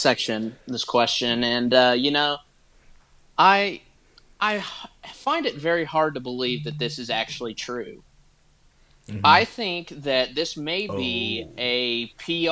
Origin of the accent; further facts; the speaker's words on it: Midland, Texas, United States; also born or lived in Lubbock, Texas; I'm originally from Midland, Texas, so out in the middle of nowhere where all the oil is